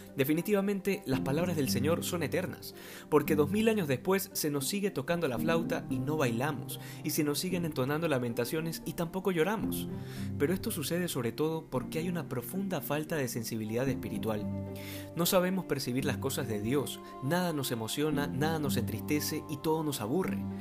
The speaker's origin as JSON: {"language": "Spanish", "region": "Manabí", "country": "Ecuador", "said": "En mi país, concretamente en la provincia de Manabí"}